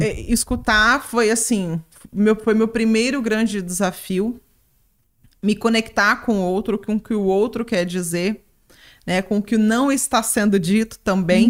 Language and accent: Portuguese; Ariquemes, Rondônia, Brazil; voltei para Ariquemes, para Rondônia, né, de onde eu sou